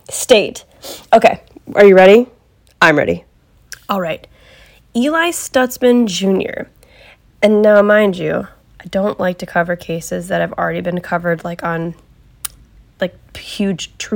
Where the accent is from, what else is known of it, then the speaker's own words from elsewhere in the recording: Ohio, United States; also born or lived in Cleveland, Ohio; I am from Ohio, born and raised. I've never lived in any other state. I've never really wanted to live in any other state.